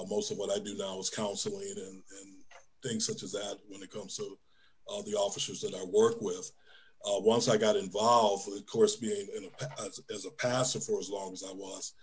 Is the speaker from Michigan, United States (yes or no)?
yes; Detroit, Michigan, United States; moved away; growing up in Detroit as I did, I really never had a lot of contact with law enforcement